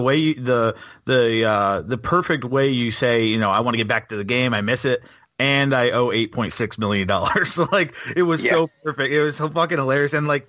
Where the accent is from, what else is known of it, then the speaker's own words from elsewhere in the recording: Wellington, Florida, United States; …, when you said you lived in South Florida, where'd you live? I'm from Wellington, West Palm Beach.